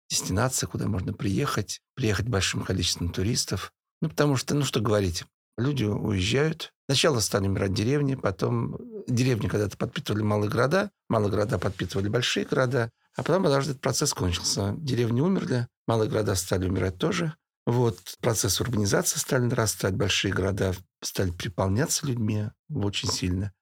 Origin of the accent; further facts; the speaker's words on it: Russia; Да, я из России